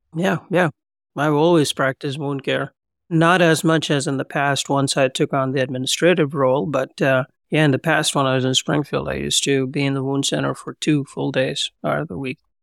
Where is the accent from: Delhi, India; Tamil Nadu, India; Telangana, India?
Telangana, India; Hyderabad; moved away as an adult; also born or lived in Pune, India / Pennsylvania, United States; now in Columbus, United States; I was born and raised in India, Hyderabad, Twin Cities, Secunderabad